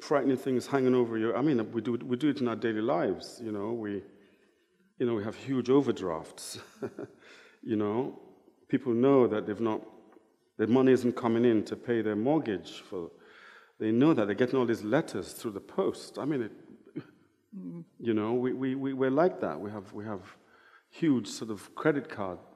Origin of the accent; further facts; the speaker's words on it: Niger Delta, Nigeria; growing up in Nigeria, you know, I'm from the Delta